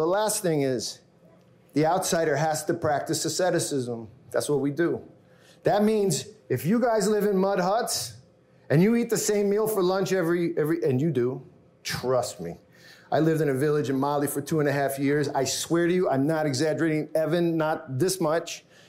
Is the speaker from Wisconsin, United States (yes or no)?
no; Bronx, New York, United States; Harlem, raised in the Bronx. I'm a white dude from wherever, I don't know. I say New York. I identify as a New Yorker.